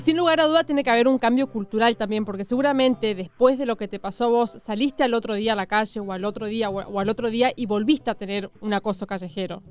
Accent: Chaco, Argentina; now in Buenos Aires, Argentina; yo soy chaqueña

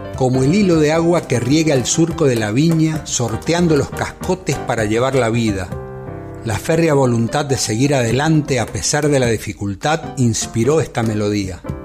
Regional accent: Rosario, Santa Fe, Argentina; soy cantautor rosarino

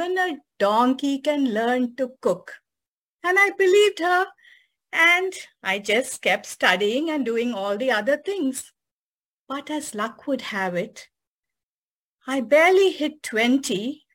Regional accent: Chennai, Tamil Nadu, India; moved away as an adult; also born or lived in San Francisco; now in United States; from my hometown Madras, now known as Chennai, to San Francisco

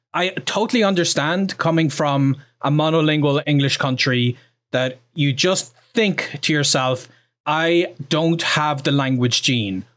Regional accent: Ireland; I'm from Ireland. I'm proud of, I'm from Ireland

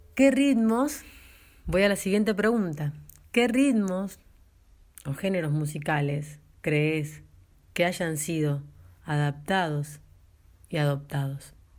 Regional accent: near Ingeniero Luiggi, La Pampa, Argentina; General Pico, cerca de Ingeniero y era nuestra ciudad eh, donde íbamos a hacer los trámites que no podíamos realizar en el pueblo

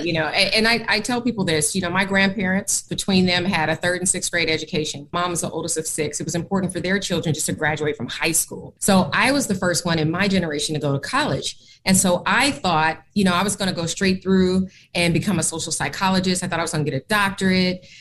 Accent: Oakland, California, United States; moved away as an adult; also born or lived in Portland, Oregon; now in Philadelphia, United States; my hometown of Oakland, California, that's where I'm from

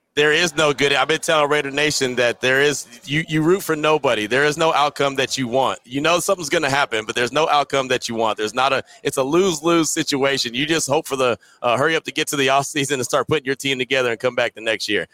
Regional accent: the Bay Area, California, United States; I'm from the Bay

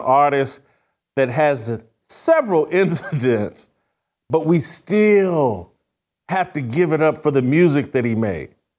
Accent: Indiana, United States; I'm from Indiana

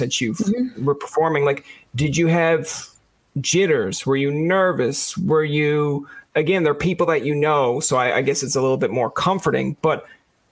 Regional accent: Newfoundland and Labrador, Canada; now in Ottawa, Canada; I came home from Newfoundland because of the COVID, but yep. I'm usually up away in Ottawa.

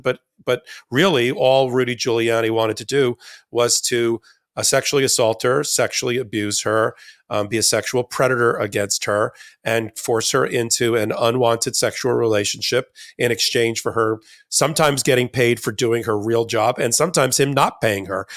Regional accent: New York, United States; I grew up in New York

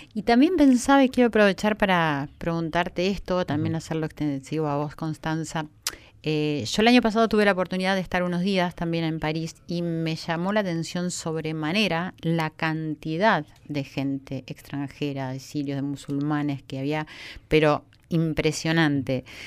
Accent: Argentina; como argentina

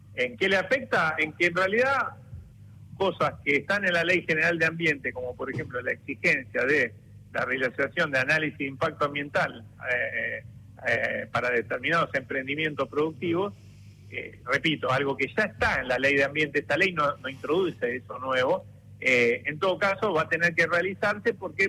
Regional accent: Rosario, Santa Fe, Argentina; soy rosarino

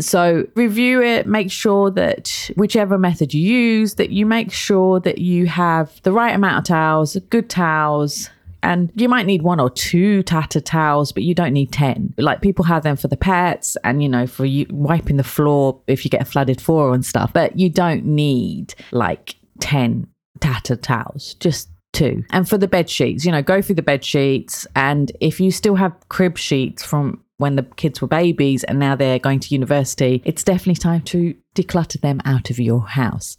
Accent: London, United Kingdom; moved away as an adult; also born or lived in Kent; now in United Arab Emirates; I'm from London, like, from Kent as well

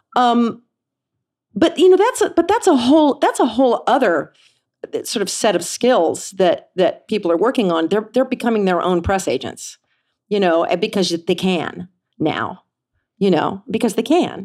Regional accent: Kansas City, United States; moved away; I grew up in Kansas City.

